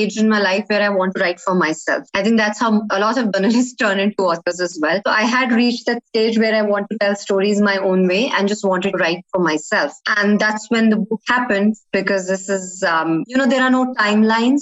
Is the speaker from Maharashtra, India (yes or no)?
no; New Delhi, Delhi, India; now in UAE; I come from New Delhi, India.